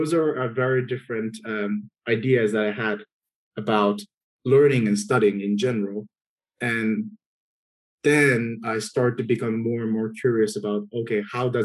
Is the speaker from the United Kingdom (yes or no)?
no; Japan; English is a second language; moved away as an adult; also born or lived in United States; now in Kenya; I was born and raised in Japan throughout my life before transferring to Brown